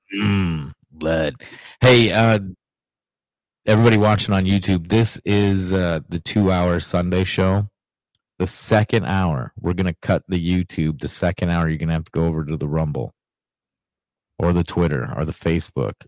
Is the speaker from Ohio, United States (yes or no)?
yes; Ohio, United States; moved away; yesterday, my hometown